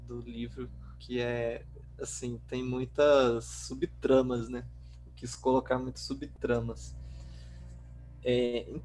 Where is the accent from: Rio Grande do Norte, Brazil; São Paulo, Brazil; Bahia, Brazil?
Rio Grande do Norte, Brazil; Natal; also born or lived in Pontes Lacerda; porque eu cresci uma parte da minha infância no Nordeste, em Natal. E só que eu passei assim a adolescência e parte da juventude em Pontes Lacerda, que é uma cidade no interior do Mato Grosso.